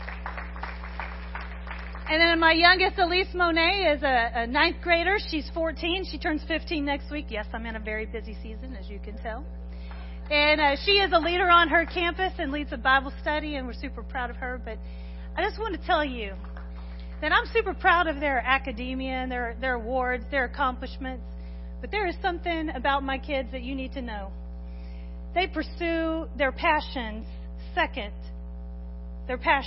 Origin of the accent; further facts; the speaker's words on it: Corsicana, Texas, United States; I was born in Corsicana, raised in Corsicana, went to Corsicana High School